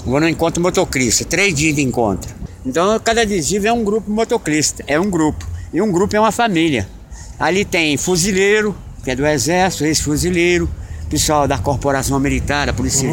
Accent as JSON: {"language": "Portuguese", "town": "Itaquaquecetuba", "region": "São Paulo", "country": "Brazil", "tie": "born or raised there", "moved": "yes", "lives_now": "Belo Horizonte, Brazil", "said": "Itaquaquecetuba, que é minha terra natal"}